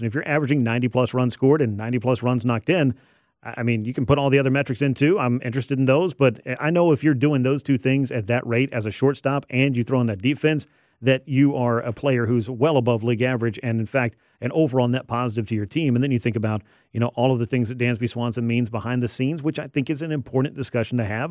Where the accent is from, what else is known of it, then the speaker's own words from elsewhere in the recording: Georgia, United States; growing up a Braves fan. Well, yeah, I'm from Georgia